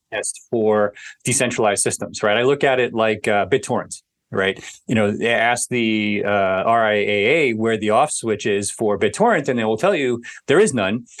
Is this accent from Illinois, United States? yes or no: no; New York City, New York, United States; growing up in New York City